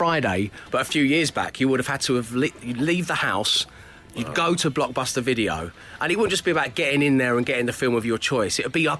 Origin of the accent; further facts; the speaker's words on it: London, United Kingdom; We didn't have snugs growing up in Cholton in South London.